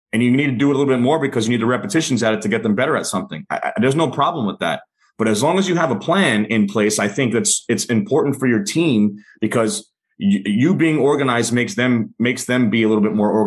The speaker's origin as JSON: {"language": "English", "town": "New York City", "region": "New York", "country": "United States", "tie": "born or raised there", "said": "I grew up in New York City"}